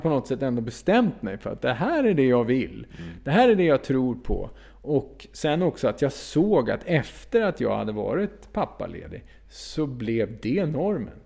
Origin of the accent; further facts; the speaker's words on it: Uppsala, Uppsala County, Sweden; jag kom från Uppsala